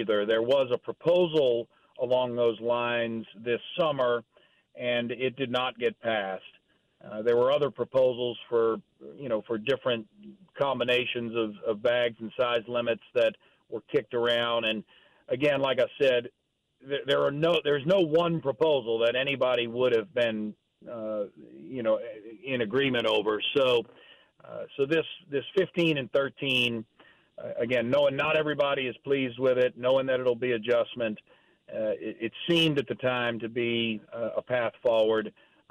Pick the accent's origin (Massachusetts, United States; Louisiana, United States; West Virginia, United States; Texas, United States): Louisiana, United States; Delacroix and Hopedale; I grew up fishing them in Delacroix and Hopedale